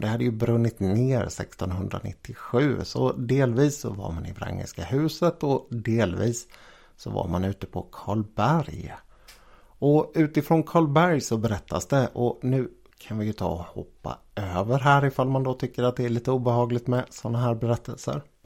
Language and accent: Swedish; Jönköping, Jönköping County, Sweden; här i mina hemtrakter kring Jönköping